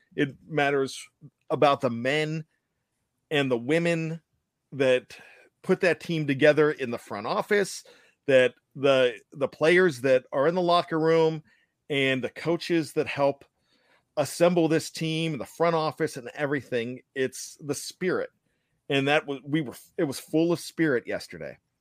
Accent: Pennsylvania, United States; now in Maryland, United States; My home state is Pennsylvania, but I live, I have another home state of Maryland because that's where I, I live

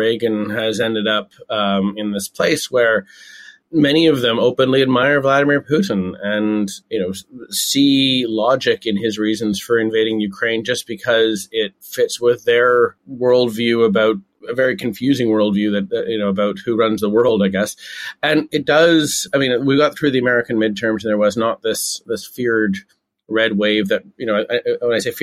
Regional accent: Canada; moved away; I'm Canadian. I haven't lived there for a while now

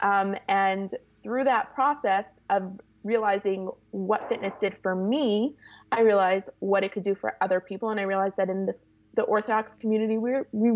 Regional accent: Toronto, Ontario, Canada; moved away as an adult; now in California, United States; born and raised in Toronto, I grew up in a yeshivish community.

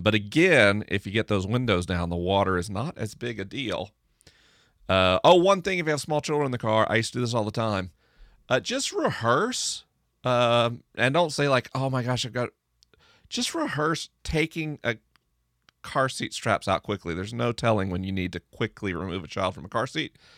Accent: the rural South, United States; I grew up in the rural South

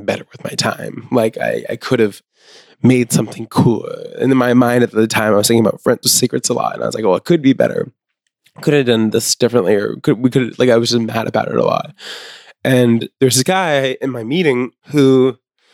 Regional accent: Maine, United States; I grew up in Maine

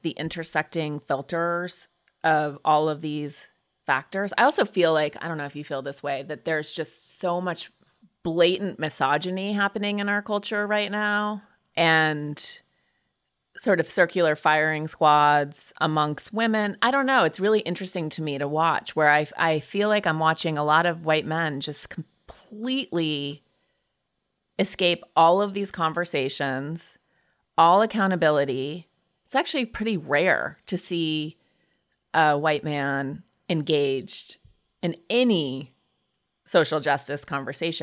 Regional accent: Montana, United States; moved away; growing up in Montana where it's rural

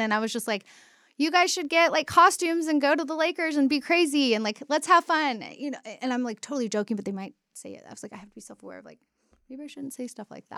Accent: Dallas, Texas, United States; also born or lived in Denton, Texas; now in Austin, United States; grew up in, like, Dal-, North Texas, like, Dallas area, went to school in Denton.

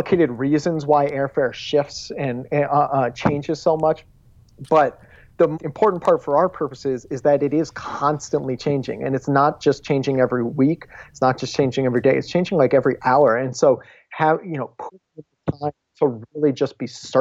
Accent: Dayton, Ohio, United States; moved away; where I grew up in Dayton

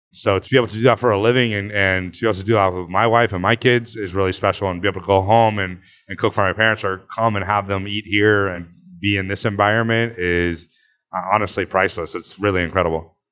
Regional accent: Placerville, California, United States; also born or lived in Texas / Napa, California / New York; now in Los Angeles, United States; I was born in Texas, lived in Texas until, like, second grade, moved to Northern California, to Placerville area, and then moved to Napa

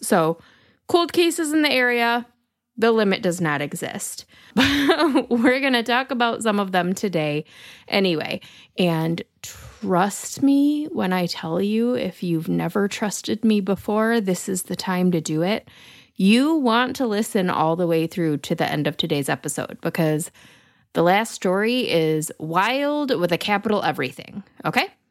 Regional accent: Lansing, Michigan, United States; my hometown of Lansing, Michigan

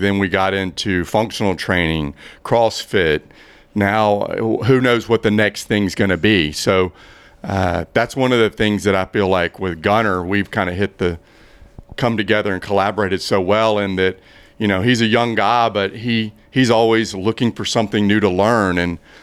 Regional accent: Blythewood, South Carolina, United States; also born or lived in Boulder, Colorado; I'm from Blythewood, South Carolina.

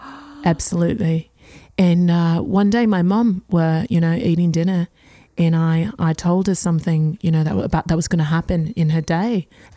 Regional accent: Melbourne, Victoria, Australia; I'm from Australia, specifically Melbourne.

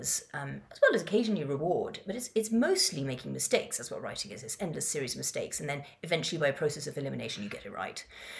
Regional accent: Madagascar; also born or lived in Kenya / Yemen / Morocco; I grew up in Madagascar and Kenya and Yemen and Morocco, and it was, you know, before the internet

